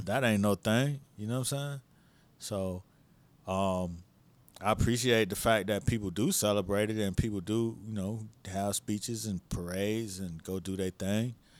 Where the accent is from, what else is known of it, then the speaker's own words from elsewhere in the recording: Miami, Florida, United States; I'm from Miami